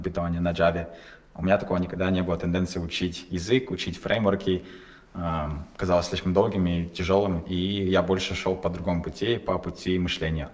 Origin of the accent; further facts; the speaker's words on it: Kazakhstan; мы казахи